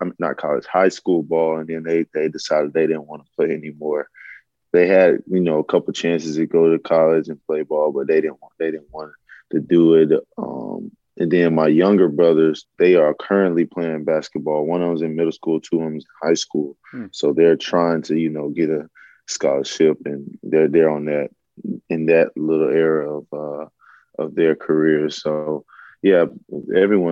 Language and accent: English; Athens, Georgia, United States; I grew up in Athens, Georgia